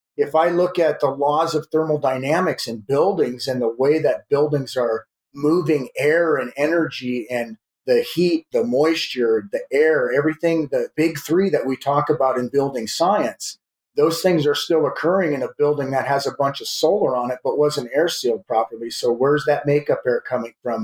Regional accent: South Dakota, United States; moved away as an adult; now in California, United States; I was born in California, but I grew up in the Midwest in South Dakota

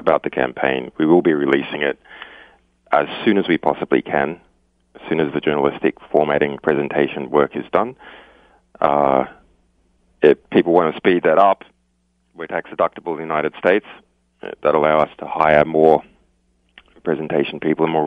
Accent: Australia; as an Australian, you know, Australia is a long way from anywhere else

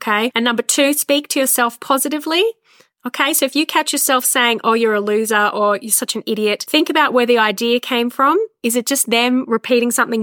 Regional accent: Australia; we're Aussie

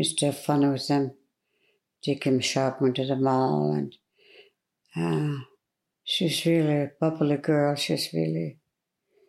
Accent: Tla-o-qui-aht, British Columbia, Canada; I'm Tlaloqua'at too

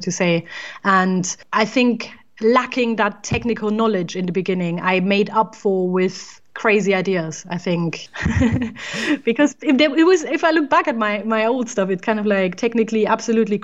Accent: East Germany, Germany; moved away as an adult; now in England, United Kingdom; I was born in Germany, in East Germany to be precise. And I studied there as well

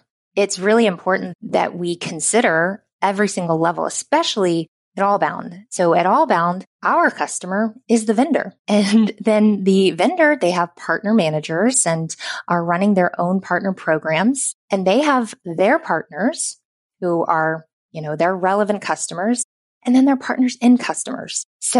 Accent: the South, United States; accent: Southern; I worked really hard not to have my Southern accent.

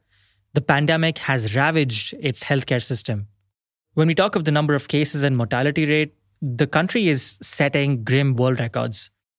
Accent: India; as an Indian

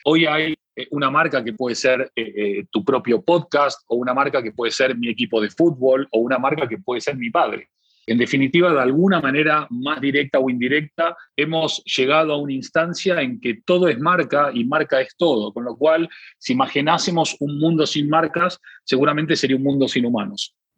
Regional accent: Argentina; como somos argentinos

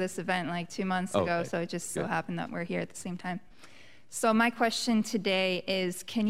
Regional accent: Boca Raton, Florida, United States; now in Orlando, United States; And I'm from Boca Raton, Florida. I live in Orlando right now

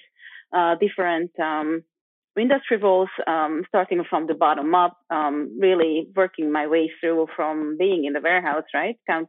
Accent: Budapest, Hungary; moved away as an adult; also born or lived in London; now in Switzerland; I'm from Eastern Europe originally, Budapest, Hungary, which is a beautiful place.

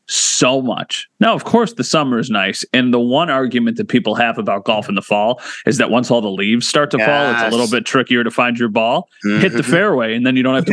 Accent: Wheatfield, New York, United States; I am from Wheatfield

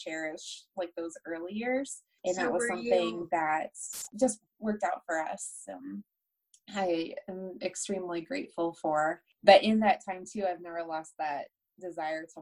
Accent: Delaware, United States; moved away as an adult; also born or lived in Baltimore, Maryland / Chestertown, Maryland; now in Greeley, United States; I'm from Delaware

